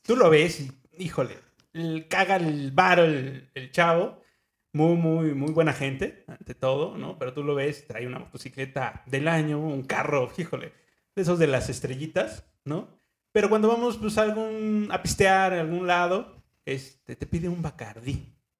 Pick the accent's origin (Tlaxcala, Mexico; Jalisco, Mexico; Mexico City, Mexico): Mexico City, Mexico; moved away; also born or lived in Ecatepec, State of Mexico; Yo nací en Lomas de Chapultepec este, la verdad, es una casa muy, muy, muy bonita.